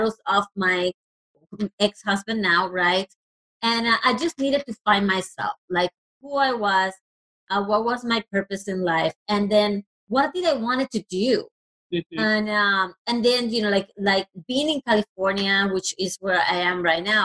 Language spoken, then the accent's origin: English; Puerto Rico; first language Spanish; English is a second language; moved away; I actually am originally from Puerto Rico. So I was raised in a Latino country, and obviously Spanish is my first language.